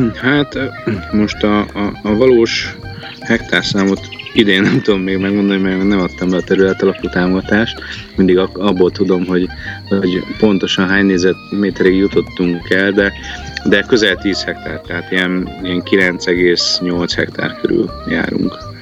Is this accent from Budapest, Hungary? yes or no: no; Győr, Győr-Moson-Sopron, Hungary; also born or lived in Balatoncsicsó / Nivegy Valley; Győrbe születtünk